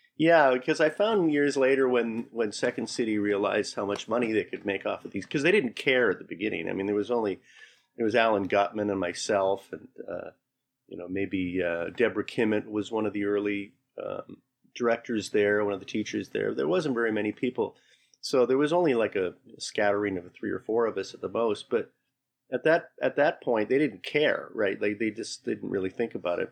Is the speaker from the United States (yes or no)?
no; Calgary, Alberta, Canada; now in Toronto, Canada; I'm from Calgary originally.